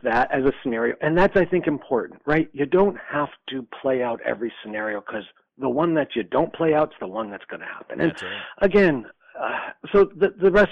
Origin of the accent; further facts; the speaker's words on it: Schenectady, New York, United States; I was born in Schenectady, New York, on June 27th, 1962